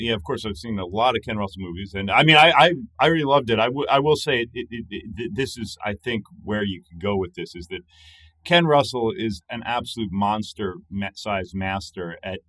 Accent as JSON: {"language": "English", "region": "England", "country": "United Kingdom", "tie": "born or raised there", "said": "Because I grew up in England, of course"}